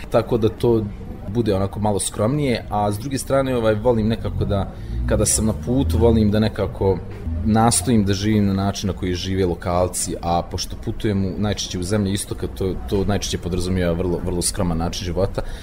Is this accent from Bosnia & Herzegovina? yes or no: yes; Banja Luka, Republika Srpska, Bosnia & Herzegovina; ja sam iz Banja Luke